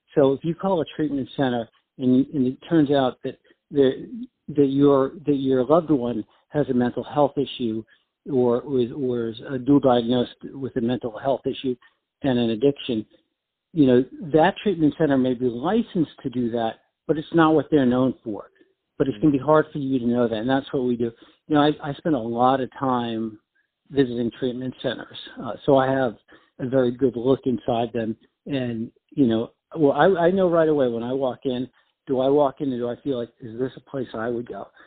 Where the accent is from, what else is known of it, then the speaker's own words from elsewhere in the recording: New York, United States; moved away as an adult; also born or lived in Washington, D.C.; now in South Florida, United States; But I'm from New York